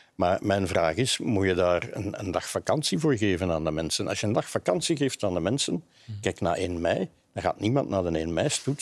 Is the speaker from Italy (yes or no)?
no; Flanders, Belgium; bij ons in Vlaanderen